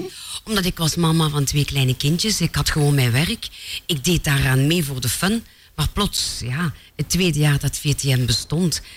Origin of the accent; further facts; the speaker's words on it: Mopertingen, Flanders, Belgium; mopetingen is heel nederig, een klein dorpje, eh, twaalfhonderd inwoners. Maar ik ben daar geboren